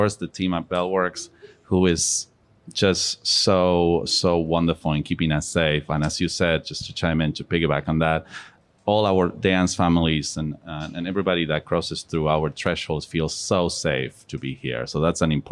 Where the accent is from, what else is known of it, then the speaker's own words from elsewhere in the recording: Buenos Aires, Argentina; moved away as an adult; now in United States; I grew up in Argentina. I'm from Buenos Aires, Argentina. And I came to America when I was 19.